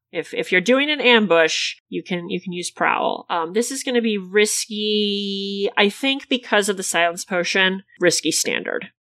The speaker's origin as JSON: {"language": "English", "region": "Illinois", "country": "United States", "said": "My home state is one of the only places in the Midwest where abortion is legal"}